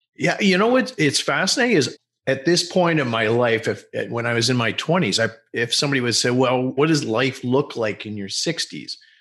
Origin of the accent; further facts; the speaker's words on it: Montreal, Quebec, Canada; I was born in Montreal.